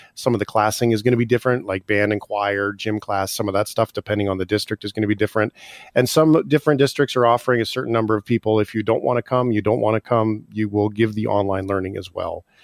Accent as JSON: {"language": "English", "country": "Canada", "said": "as Canadians"}